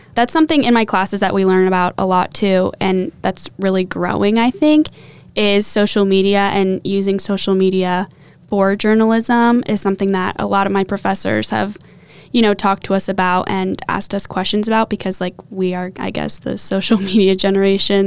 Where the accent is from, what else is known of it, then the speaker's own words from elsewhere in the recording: Champaign, Illinois, United States; also born or lived in Sister Bay, Wisconsin / Indianapolis, Indiana; I'm originally from Champaign, Illinois